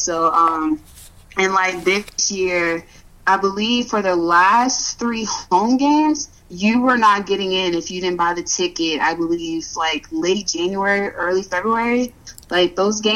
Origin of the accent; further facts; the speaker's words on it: Baton Rouge, Louisiana, United States; moved away; I'm from Baton Rouge, Louisiana, from down south